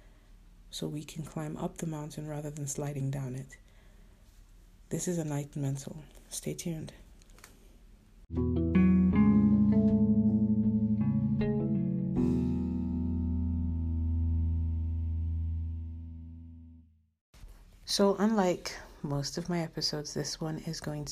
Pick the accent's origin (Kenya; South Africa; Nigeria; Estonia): Nigeria; I'm Nigerian, so particularly in our culture